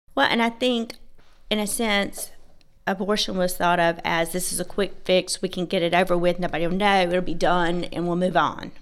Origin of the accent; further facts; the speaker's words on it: Georgia, United States; I was raised in a small town, uh, in Georgia.